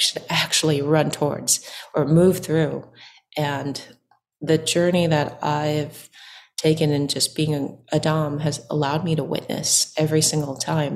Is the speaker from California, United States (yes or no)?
yes; Orange County, California, United States; I was born and raised in Orange County, and my folks were from Vietnam, and they immigrated here in the 80s.